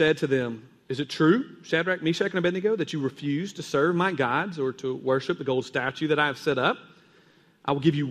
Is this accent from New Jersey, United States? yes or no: no; Kentucky, United States; I was growing up in Kentucky, and there's a lot of caves there.